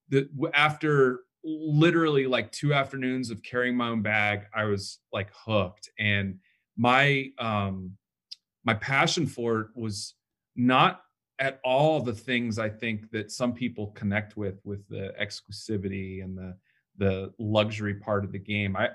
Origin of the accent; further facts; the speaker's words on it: Atlanta, Georgia, United States; I'm from Atlanta.